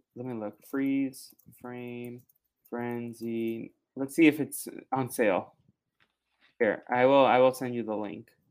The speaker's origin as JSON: {"language": "English", "town": "Boston", "region": "Massachusetts", "country": "United States", "tie": "born or raised there", "said": "I'm from Boston"}